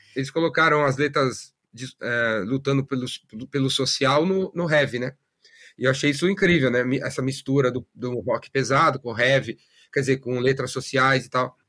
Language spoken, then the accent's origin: Portuguese; São Paulo, Brazil; Eu nasci em São Paulo, na, na aclimação, sou da classe média